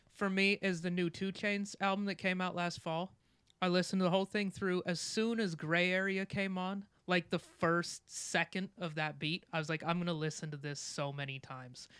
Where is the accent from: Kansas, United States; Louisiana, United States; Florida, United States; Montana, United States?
Montana, United States; I'm from Montana